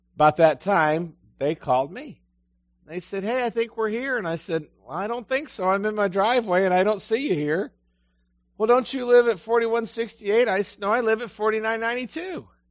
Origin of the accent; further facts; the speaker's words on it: Ashtabula, Ohio, United States; moved away; also born or lived in Ecru, Mississippi; I'm from Ashtabula